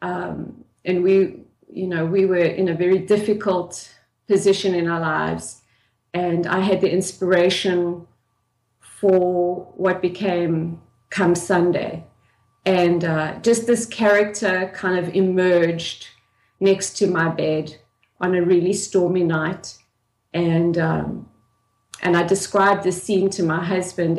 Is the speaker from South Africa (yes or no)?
yes; South Africa; I grew up in South Africa in the 1970s and the 1980s